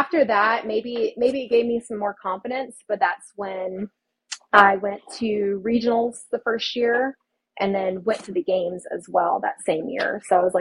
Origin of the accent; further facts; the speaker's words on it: Austin, Texas, United States; moved away as an adult; now in California, United States; born and raised in Austin, Texas. I didn't move out of that state until 2021